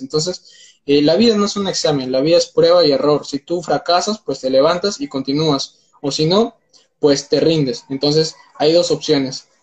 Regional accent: Peru; tengo 19 años, soy de Perú

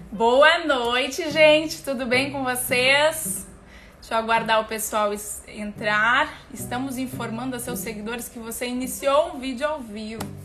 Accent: Rio Grande do Sul, Brazil; eu sou gaúcha

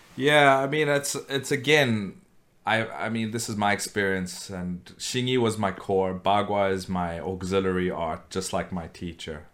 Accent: South Africa; I grew up in South Africa

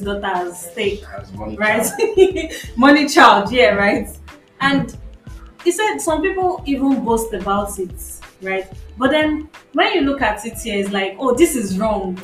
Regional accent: Nigeria; as a Nigerian

